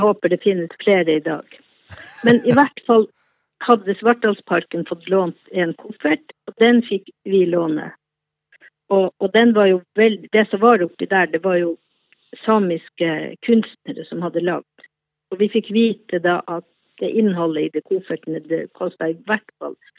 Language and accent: Norwegian; Båtsfjord, Finnmark, Norway; moved away as an adult; now in Oslo, Norway; Jeg er fra Båtsfjord i Øst-Finnmark